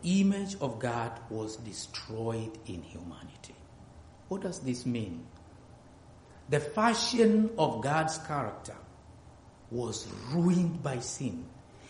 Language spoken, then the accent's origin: English; near Mount Kilimanjaro, Tanzania; I'm from Africa, and good enough, I'm very close to Mount Kilimanjaro, where we have those blue precious stones